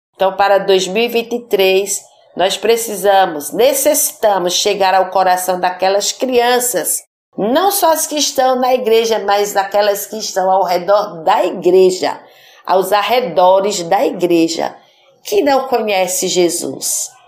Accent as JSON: {"language": "Portuguese", "region": "Pernambuco", "country": "Brazil", "said": "como pernambucanos, como nordestinos"}